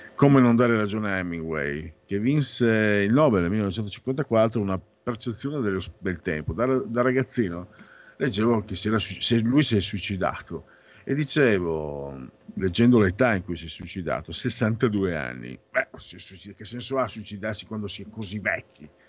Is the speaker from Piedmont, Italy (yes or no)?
no; Friuli-Venezia Giulia, Italy; vengo a Friuli, Friuli Veneto